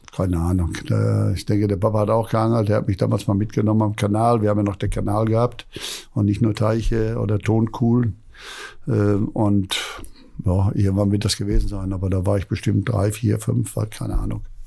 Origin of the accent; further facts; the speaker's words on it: Hamm, North Rhine-Westphalia, Germany; moved away; bei uns in Hamm im Park, wo ich da geboren bin